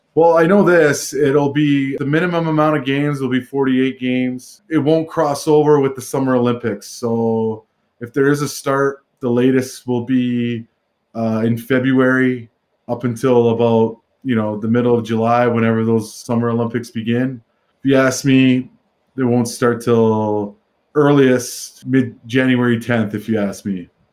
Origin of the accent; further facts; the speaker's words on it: Vancouver, British Columbia, Canada; now in Calgary, Canada; in Vancouver, in my hometown